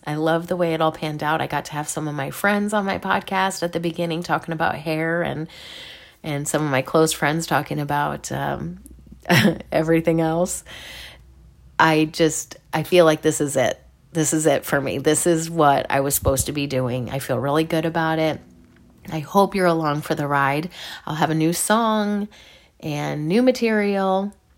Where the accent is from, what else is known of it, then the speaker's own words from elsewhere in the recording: Midwest, United States; I'm from the Midwest.